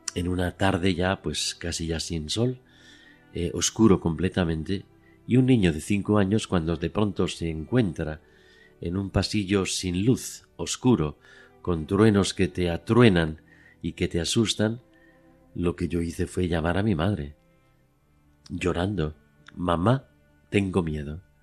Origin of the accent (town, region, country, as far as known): Madrid, Community of Madrid, Spain; born or raised there